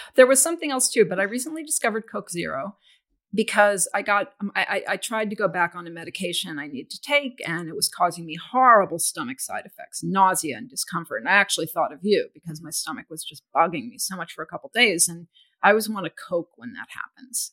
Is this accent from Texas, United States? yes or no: yes; Houston, Texas, United States; I grew up in Houston, which is a very muggy and humid place